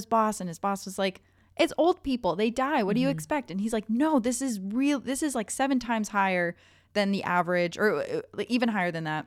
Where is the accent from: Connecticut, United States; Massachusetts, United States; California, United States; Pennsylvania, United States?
Connecticut, United States; my family has lived in the same town for, I think I went as far back as the 1680s